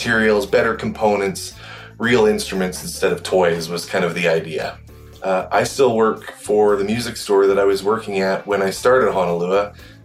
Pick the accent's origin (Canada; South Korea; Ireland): Canada; Calgary, Alberta; I'm from Calgary, Alberta in Canada